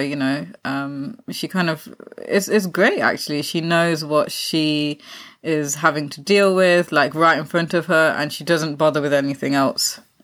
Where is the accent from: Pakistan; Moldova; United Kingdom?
Pakistan; being Pakistani